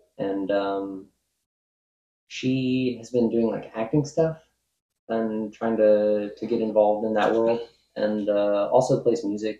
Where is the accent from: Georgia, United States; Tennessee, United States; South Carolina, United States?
Tennessee, United States; I was born in Tennessee and have spent a significant portion of my life here.